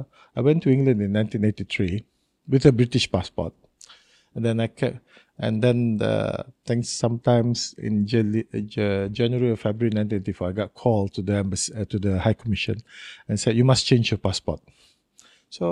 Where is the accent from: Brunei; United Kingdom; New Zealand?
Brunei; Tutong District; also born or lived in Seraya; So I was actually born in Seraya. And then after a few years, he was moved to Tutong. So I went to school in Tutong.